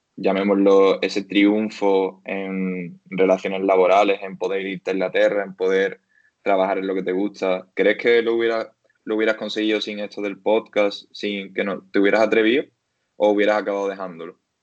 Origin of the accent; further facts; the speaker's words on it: Algeciras, Andalusia, Spain; also born or lived in Seville; en mi casa de Algeciras, yo soy de Algeciras.